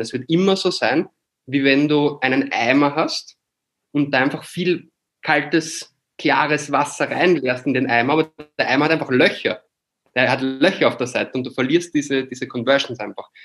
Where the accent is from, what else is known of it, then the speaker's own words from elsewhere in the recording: Austria; moved away as an adult; now in Barcelona, Spain; Ich bin halt ein Österreicher, der im deutschsprachigen Bereich aufgewachsen ist